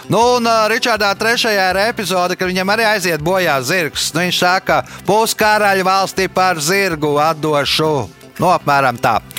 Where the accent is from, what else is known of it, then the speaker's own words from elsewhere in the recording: Valmiera, Vidzeme, Latvia; moved away as an adult; also born or lived in London; Es esmu dzimis Valmīrā.